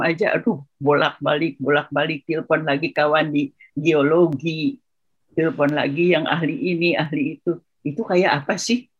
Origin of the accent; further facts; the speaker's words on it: West Java, Indonesia; kalau saya orang Sunda ya, tanah air itu kata orang Sunda itu lemah cai.